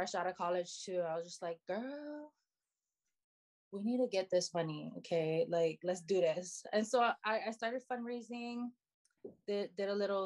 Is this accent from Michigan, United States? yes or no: no; Hilo, Hawaii, United States; now in Oahu, United States; I'm from Hilo, you know, I love Hilo, obviously I'm moving back home